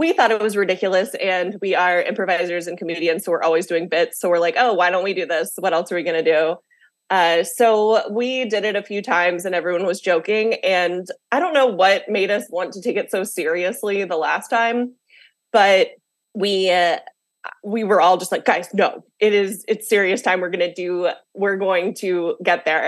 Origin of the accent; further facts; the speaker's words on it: the South, United States; moved away as an adult; now in Washington, D.C., United States; I grew up in the South, so I had like a lot of like religious upbringing